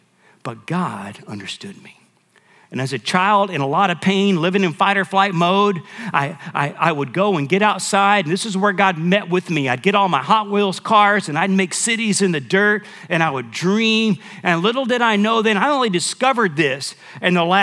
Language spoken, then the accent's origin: English; Michigan, United States; now in San Antonio, United States; My dad had got out of the military. We went to Michigan where we lived